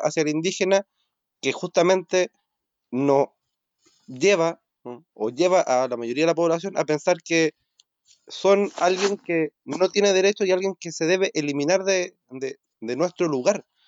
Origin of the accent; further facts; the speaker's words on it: Chile; nosotros como chilenos